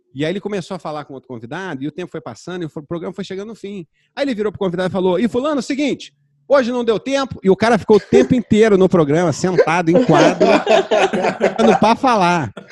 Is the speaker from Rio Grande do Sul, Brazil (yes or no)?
no; Rio de Janeiro, Brazil; also born or lived in Zona Sul, Rio de Janeiro; eu cresci em Jacarepaguá